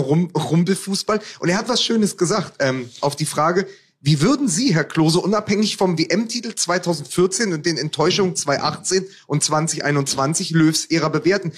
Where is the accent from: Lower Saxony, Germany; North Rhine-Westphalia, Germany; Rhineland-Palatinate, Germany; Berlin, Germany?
Berlin, Germany; ich als Berliner